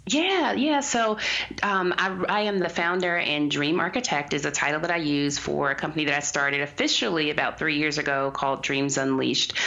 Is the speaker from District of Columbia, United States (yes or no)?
yes; Washington, District of Columbia, United States; I was born rather in Southeast DC